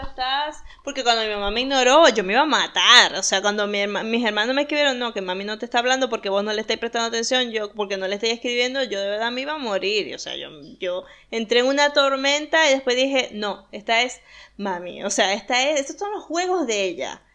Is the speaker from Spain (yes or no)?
no; Venezuela; moved away as an adult; cuando me fui de Venezuela